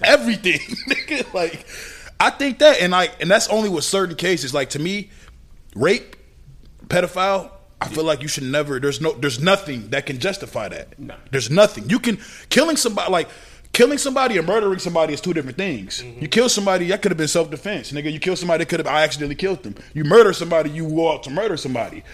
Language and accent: English; Minnesota, United States; I'm from Minnesota